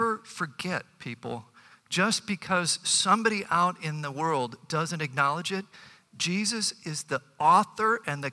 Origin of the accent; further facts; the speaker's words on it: Bay Village, Ohio, United States; growing up in Bay Village